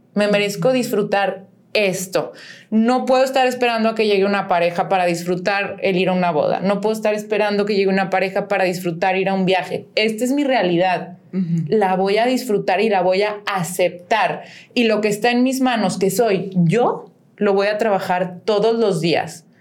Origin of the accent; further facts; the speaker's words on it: León, Guanajuato, Mexico; soy de León